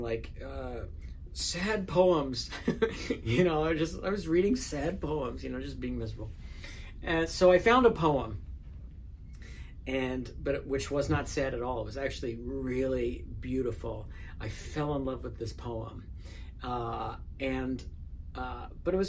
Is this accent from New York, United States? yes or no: yes; New York City, New York, United States; moved away as an adult; now in Los Angeles, United States; I grew up in the Bronx and as a gay kid in the Bronx